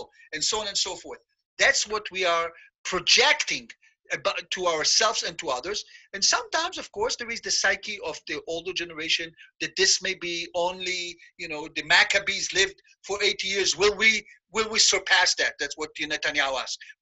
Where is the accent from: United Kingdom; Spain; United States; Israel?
Israel; When I grew up in Israel, when my cousins came to visit us from Brooklyn